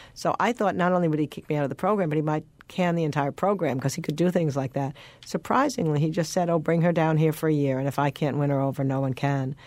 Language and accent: English; Rockville Centre, New York, United States; I grew up in Rockville Center, Long Island